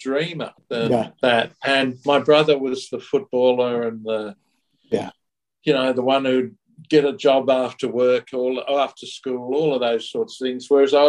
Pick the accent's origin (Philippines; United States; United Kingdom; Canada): United Kingdom; England; I was born in England during World War II. At the end of World War II.